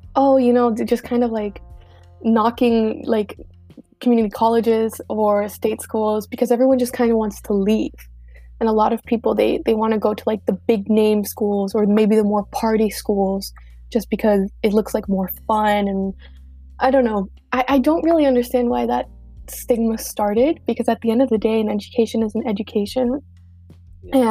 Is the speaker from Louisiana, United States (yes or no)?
no; Miami, Florida, United States; I'm from Miami and I am Cuban